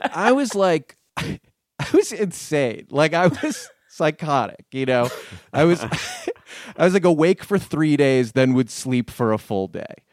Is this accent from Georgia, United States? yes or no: no; Connecticut, United States; also born or lived in New Jersey; I grew up in Connecticut